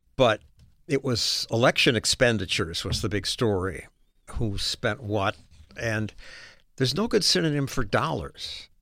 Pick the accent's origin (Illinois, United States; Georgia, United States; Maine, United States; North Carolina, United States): Illinois, United States; Chicago; moved away; also born or lived in Oregon / New York City; I was raised in Chicago.